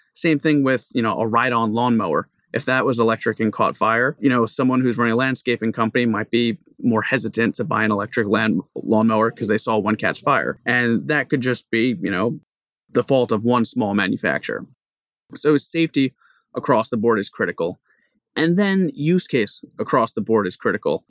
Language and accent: English; Long Island, New York, United States; moved away as an adult; also born or lived in New Jersey / Hawaii; now in Rhode Island, United States; I grew up in Long Island, New York